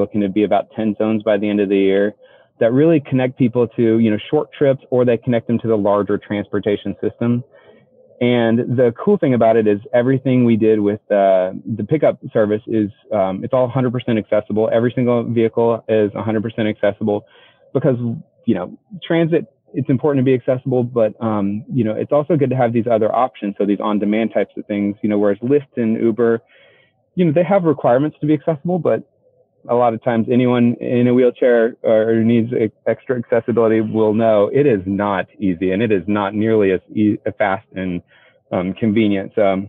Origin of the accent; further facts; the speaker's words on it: Seattle, Washington, United States; now in Austin, United States; I came from Seattle originally